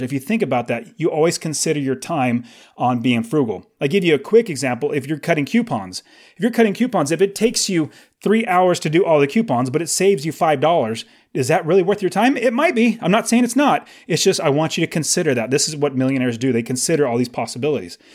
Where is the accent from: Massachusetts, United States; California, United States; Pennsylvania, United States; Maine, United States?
California, United States; now in Phoenix, United States; I live in Phoenix, I was originally from California